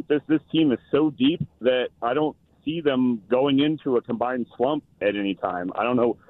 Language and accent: English; Los Angeles, California, United States; moved away as an adult; now in Omaha, United States; I'm originally from Sherman Oaks in your old stomping grounds. I'm a Crespi Celt.